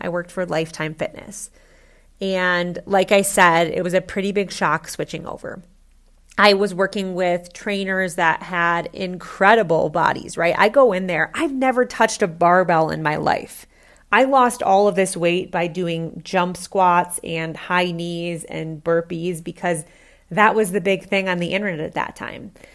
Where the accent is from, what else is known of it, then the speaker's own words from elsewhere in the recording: Midwest, United States; I grew up in the Midwest